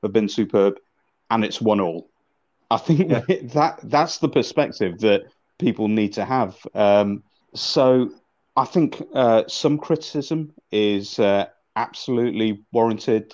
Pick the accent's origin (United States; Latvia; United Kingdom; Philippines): United Kingdom; Manchester, North West England; I'm originally from Manchester